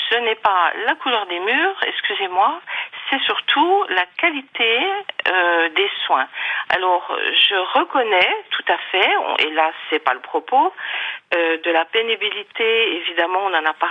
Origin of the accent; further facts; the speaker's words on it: Territoire de Belfort, Bourgogne-Franche-Comté, France; moved away as an adult; je suis revenue en Franche-Comté parce que je suis de Franche-Comté, je suis mmh. du territoire de Belfort.